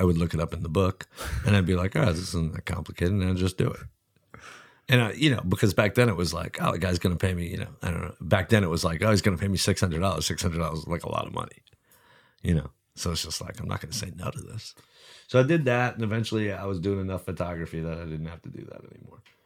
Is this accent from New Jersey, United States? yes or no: yes; New Jersey, United States; moved away; also born or lived in Oakland; I grew up in New Jersey